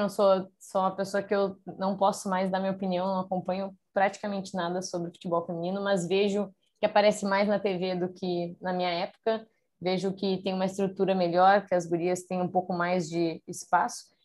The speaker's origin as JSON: {"language": "Portuguese", "town": "Porto Alegre", "region": "Rio Grande do Sul", "country": "Brazil", "tie": "born or raised there", "also_born_or_lived": "Canoas", "moved": "as an adult", "said": "eu sou de Porto Alegre de nascer, mas eu moro numa cidade do lado de Porto Alegre, que é Canoas"}